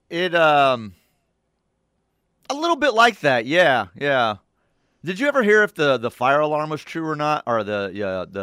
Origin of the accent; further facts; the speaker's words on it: Ponca City, Oklahoma, United States; I'm from Ponca. Yeah. Leave off city if you want to sound like a local, Toby.